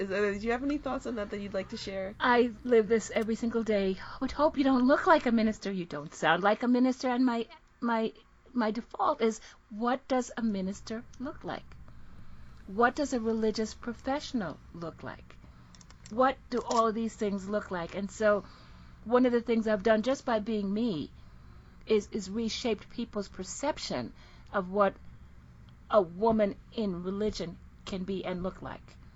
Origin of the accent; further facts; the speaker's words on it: Jamaica; I am from the Caribbean originally. I'm from Jamaica. Lived all over the world. Speak several languages.